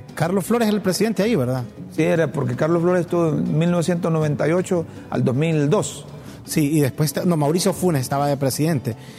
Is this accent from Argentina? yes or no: no; Honduras; nos hacemos como hondureños